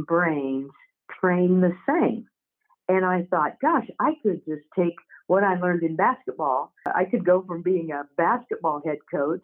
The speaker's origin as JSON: {"language": "English", "region": "Oklahoma", "country": "United States", "tie": "born or raised there", "said": "I grew up in Oklahoma, and I grew up playing basketball."}